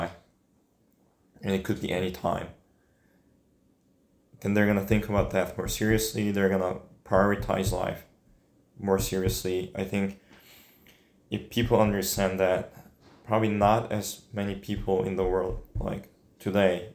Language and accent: English; Seoul, South Korea; now in United States; The first memory I had, I think we were living a little west east side of Seoul, which is the largest city in Korea.